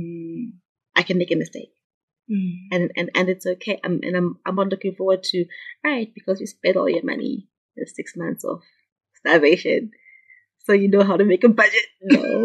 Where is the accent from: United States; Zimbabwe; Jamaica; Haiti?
Zimbabwe; Munyati, Midlands; moved away as an adult; also born or lived in Kwekwe / Gweru / Bulawayo; I'm from Munyati. That's where I grew up